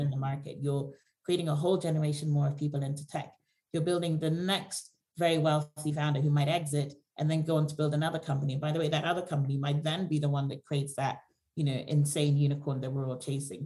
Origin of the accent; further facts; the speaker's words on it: Nigeria; now in United Kingdom; I come from Nigeria originally